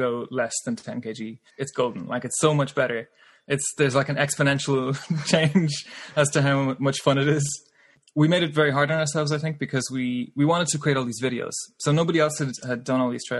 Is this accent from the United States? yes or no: no; Ireland; growing up in Ireland, you know, you're not really afraid of cows